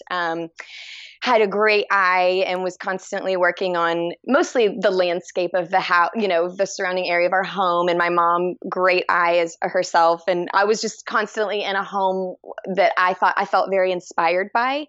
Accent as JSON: {"language": "English", "region": "Texas", "country": "United States", "tie": "born or raised there", "also_born_or_lived": "Dallas", "said": "I'm from Texas. I was born and raised in Texas, and I'm and currently in Texas"}